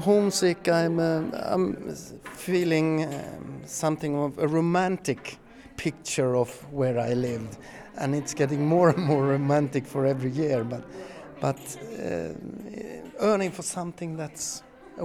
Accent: Pajala, Norrbotten County, Sweden; moved away as an adult; now in Skåne, Sweden; I was born and raised in Pajala, north of the Arctic Circle, but now I live in the very south of Sweden.

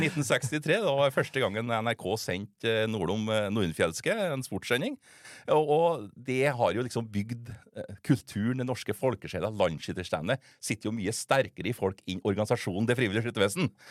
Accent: Steinkjer, Trøndelag, Norway; Det er jo der jeg kommer fra

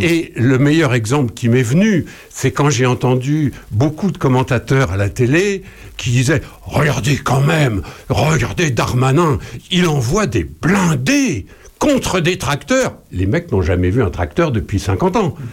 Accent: Charny, Bourgogne-Franche-Comté, France; chez nous, à Charnier-Épuisé

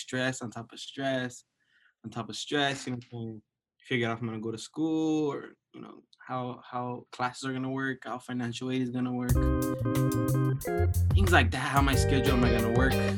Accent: Los Angeles, California, United States; I'm from East LA, El Sereno specifically

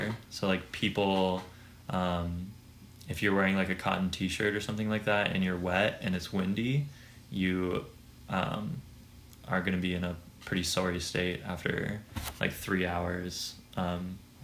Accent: San Diego, California, United States; also born or lived in Washington State / Colorado / Catalina Island; I'm from San Diego, California

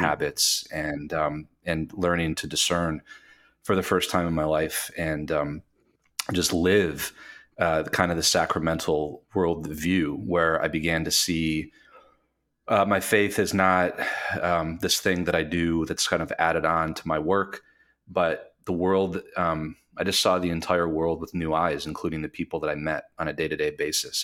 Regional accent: Michigan, United States; moved away as an adult; also born or lived in New York City / Las Vegas, Nevada; I am from Michigan, Michigander, uh, from the west side of the state

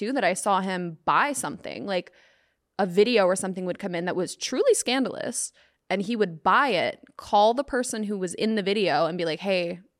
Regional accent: Atlanta, Georgia, United States; moved away; This was back in Atlanta, which I'm from Atlanta.

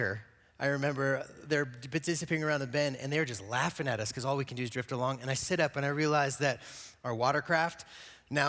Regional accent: Gypsum, Colorado, United States; also born or lived in Eagle, Colorado; I grew up in Eagle and Gypsum.

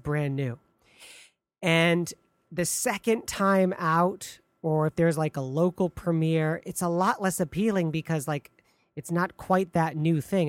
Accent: near Detroit, Michigan, United States; now in Chicago, United States; Detroit near my hometown

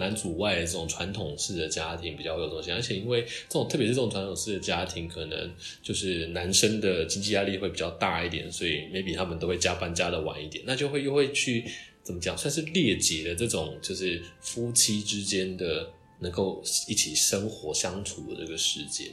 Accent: Taiwan; now in Japan; 我就是台湾人

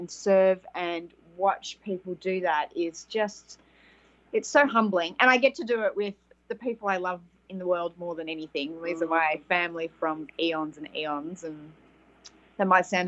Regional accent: Australia; accent: Australian; from Australia, as the accent would say

